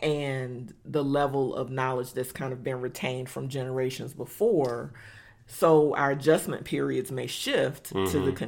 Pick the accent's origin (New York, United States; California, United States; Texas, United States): Texas, United States; Dallas-Fort Worth; everyday reality for young black girls growing up in Dallas-Fort Worth, we might be in a different position as it relates to how we utilize philanthropy because we grew up.